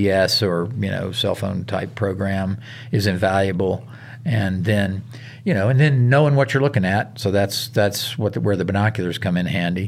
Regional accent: the South, United States; moved away; I grew up hunting in the South

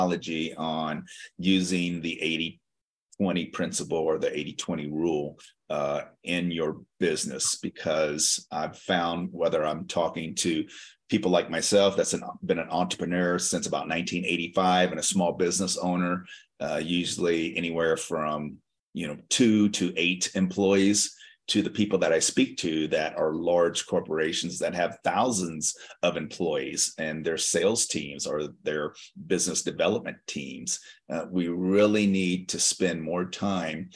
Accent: Las Vegas, Nevada, United States; I'm from Las Vegas

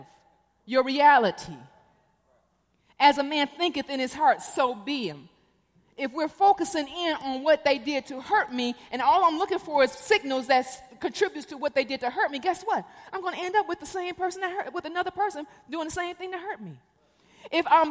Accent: Detroit, Michigan, United States; moved away; also born or lived in Korea / Chicago; I'm from Detroit. I was born in Korea, but I spent most of my life in Detroit, Michigan. I went to high school in the Cass Corridor

